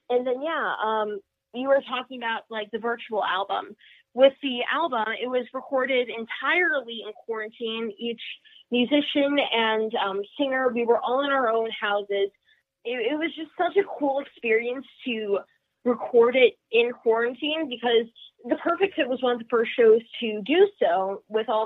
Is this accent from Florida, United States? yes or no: yes; Florida, United States; moved away; I grew up in Florida and we still have a house there